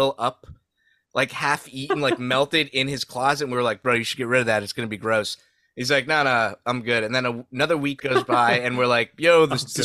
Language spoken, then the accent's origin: English; Saudi Arabia; moved away; I grew up in Saudi